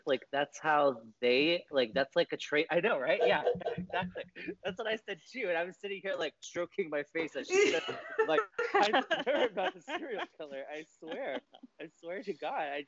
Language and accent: English; West Texas, United States; I grew up in West Texas